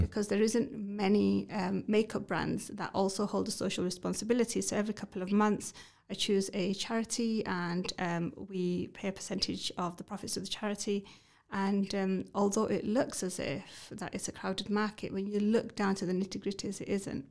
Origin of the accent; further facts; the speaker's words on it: Batley, Yorkshire and the Humber, United Kingdom; I'm from Batley